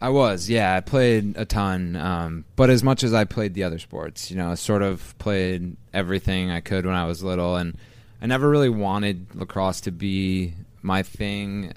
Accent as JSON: {"language": "English", "area": "Skaneateles", "region": "New York", "country": "United States", "tie": "born or raised there", "said": "I grew up in Ski House, New York, uh, in the Finger Lakes, about a half hour west of Syracuse"}